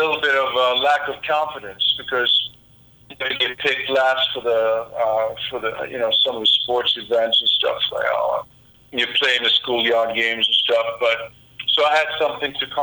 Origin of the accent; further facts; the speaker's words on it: Stockholm, Stockholm County, Sweden; I grew up in Stockholm in the 60s and early 70s.